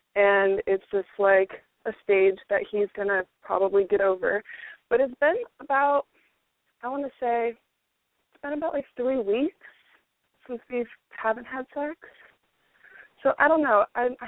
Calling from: Florida, United States; I'm 24 years old, and I'm from Florida.

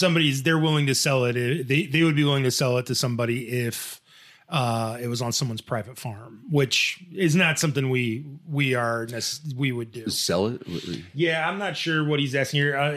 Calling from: Addis Ababa, Ethiopia; hi, I like your show. I am from Addis Ababa, Ethiopia.

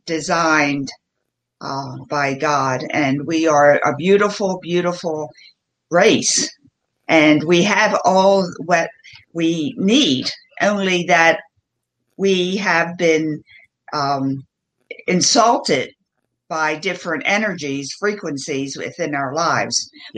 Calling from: Asheville, North Carolina, United States; I'm joining you from the mountains in North Carolina, right outside of Asheville.

